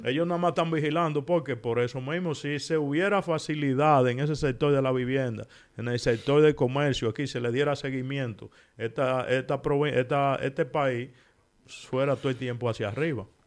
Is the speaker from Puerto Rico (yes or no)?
no; Dominican Republic; moved away as an adult; now in Spain; nosotros los dominicanos